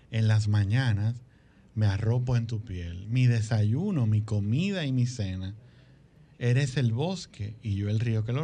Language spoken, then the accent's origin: Spanish; Santo Domingo, Distrito Nacional, Dominican Republic; yo nací en Santo